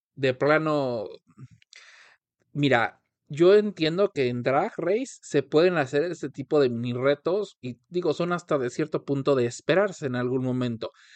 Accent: Mexico; nosotros como mexicanos

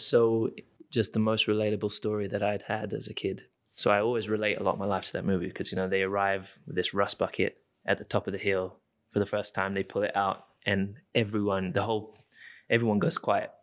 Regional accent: United Kingdom; I am British

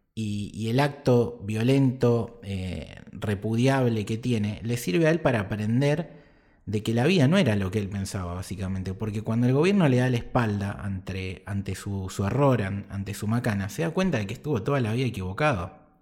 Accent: Argentina; nosotros como argentinos

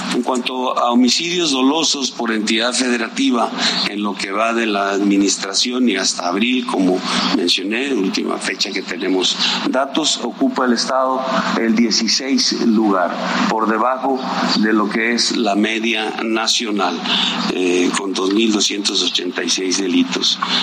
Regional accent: Durango, Mexico; soy un duranguense, orgullosamente duranguense, que siempre he estado en Durango

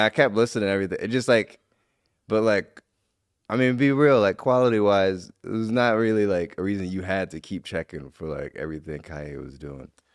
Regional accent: Midwest, United States; I'm from the Midwest

